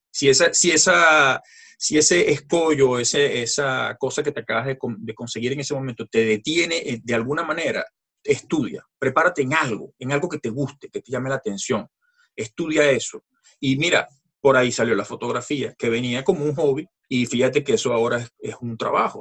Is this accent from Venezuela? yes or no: yes; Venezuela; moved away as an adult; soy de nacimiento venezolano, eh, vengo de una familia francesa